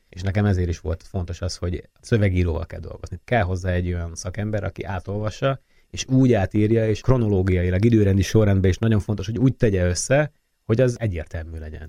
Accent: Hungary; also born or lived in France

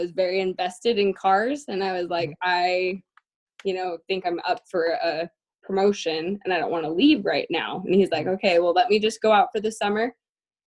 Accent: Syracuse, Utah, United States; moved away as an adult; also born or lived in Clearfield, Utah; now in Boston, United States; I am originally from Syracuse, Farmington area. So born and raised in Utah.

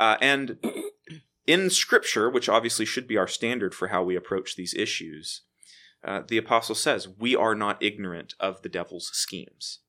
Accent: Waco, Texas, United States; moved away as an adult; also born or lived in Memphis, Tennessee / Edinburgh, Scotland; I am from Waco, Texas. I was, uh, born and raised there

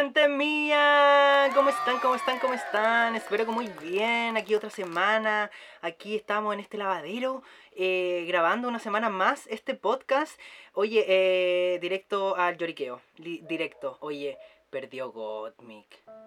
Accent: Chile; porque somos chilenas

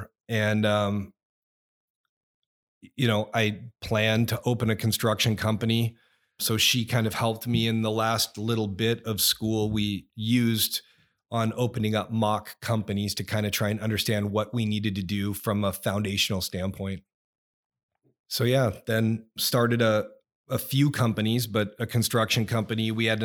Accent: California, United States; also born or lived in Austin, Texas; I was born in Austin, Texas. His first duty station was Enid, Oklahoma. And mom and dad got divorced then. I was four, moved back to California, and went to high school there until I was 15 years old.

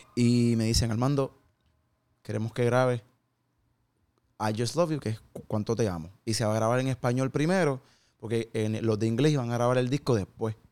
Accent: Carolina, Puerto Rico; moved away as an adult; now in Dallas, United States; Yo soy un jíbaro de Puerto Rico

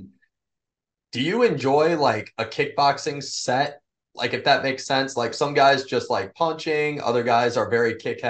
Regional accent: Findlay, Ohio, United States; my hometown, Findlay, Ohio

